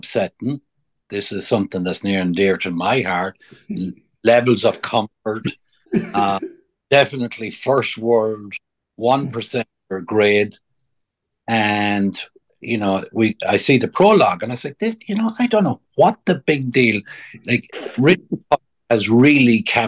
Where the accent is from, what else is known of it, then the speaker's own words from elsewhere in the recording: Ireland; now in United States; when I was a young fella growing up in Ireland before I came to America